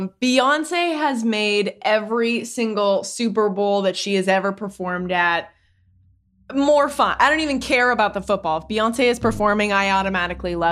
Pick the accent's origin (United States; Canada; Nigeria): Canada; I'm Canadian